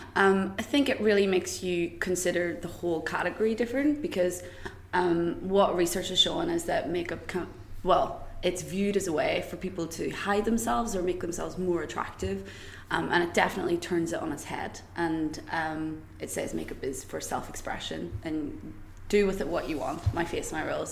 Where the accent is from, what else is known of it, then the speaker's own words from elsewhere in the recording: Greencastle, Northern Ireland, United Kingdom; moved away as an adult; also born or lived in Belfast / London; I'm actually originally from a really small, small village in County Tyrone called Greencastle